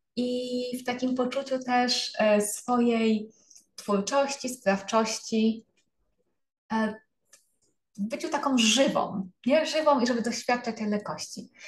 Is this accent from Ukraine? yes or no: no; Częstochowa, Silesian Voivodeship, Poland; jestem z Częstochowy